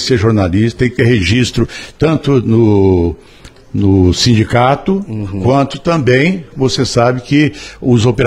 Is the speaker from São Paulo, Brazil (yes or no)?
yes; Altinópolis, São Paulo, Brazil; also born or lived in Ribeirão Preto; now in Batatais, Brazil; tenho já 46 anos, vim de Altinópolis, aliás, fui para Ribeirão Preto, trabalhei no O Diário de Ribeirão Preto